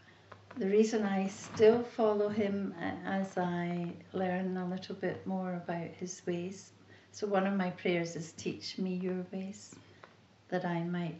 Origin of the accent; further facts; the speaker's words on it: Glasgow, Scotland, United Kingdom; I grew up in Glasgow and I was a very churched child